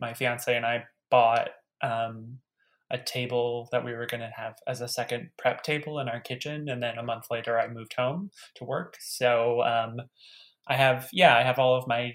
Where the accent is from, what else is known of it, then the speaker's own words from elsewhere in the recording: Detroit, Michigan, United States; a smaller house in my hometown in suburban Detroit